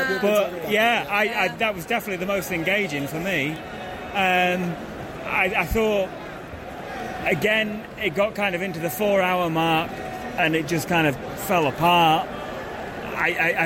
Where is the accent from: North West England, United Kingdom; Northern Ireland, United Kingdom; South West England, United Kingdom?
North West England, United Kingdom; Manchester; I'm from Manchester, England